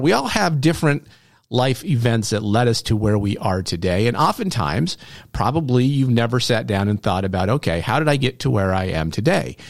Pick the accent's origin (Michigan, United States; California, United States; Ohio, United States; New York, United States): New York, United States; Norwood; also born or lived in Malone, New York; I was born in Malone, but my parents quickly moved, um, to Norwood, New York, where I spent my formative years